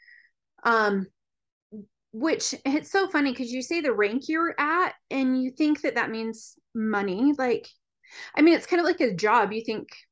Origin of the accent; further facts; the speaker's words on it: Utah, United States; I grew up in Utah.